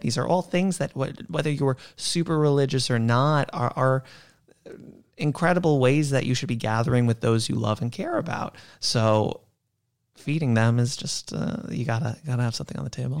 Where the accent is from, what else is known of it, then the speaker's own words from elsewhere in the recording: New York, United States; I'm a born and bred New Yorker